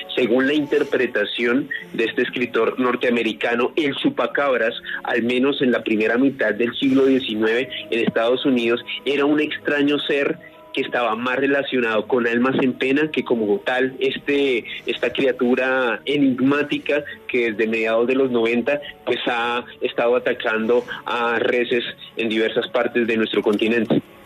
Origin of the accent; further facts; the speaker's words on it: Colombia; nuestro país Colombia